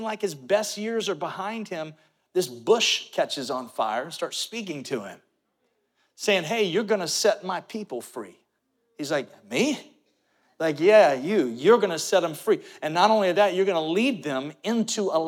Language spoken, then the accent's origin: English; St. Cloud, Florida, United States; When I was growing up and mom and dad started this church, now you have to remember, there was not a Walmart in St. Cloud